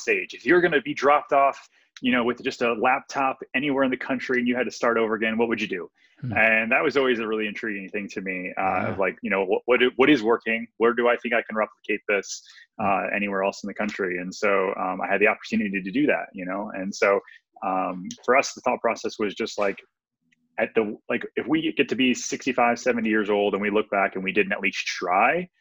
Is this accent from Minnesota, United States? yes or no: no; Detroit, Michigan, United States; I grew up in Detroit, Michigan